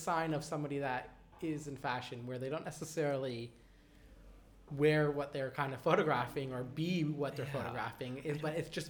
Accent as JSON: {"language": "English", "country": "Canada", "moved": "yes", "lives_now": "Sydney, Australia", "said": "I'm from Canada"}